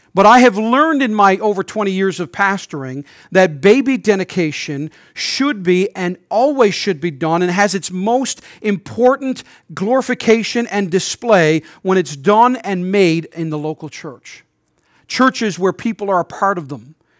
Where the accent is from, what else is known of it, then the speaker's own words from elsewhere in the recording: St. John's, Newfoundland and Labrador, Canada; moved away as an adult; I'm a native Newfoundlander, but I haven't lived here in over a decade and a half.